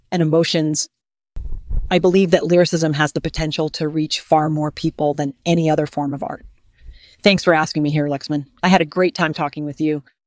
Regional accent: Midwest, United States; moved away as an adult; now in Los Angeles, United States; I was born and raised in the Midwest

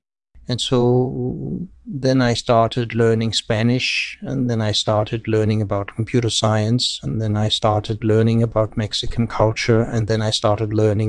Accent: Norway; also born or lived in Denmark; So I was born in Denmark and then I grew up in Norway and Swedish.

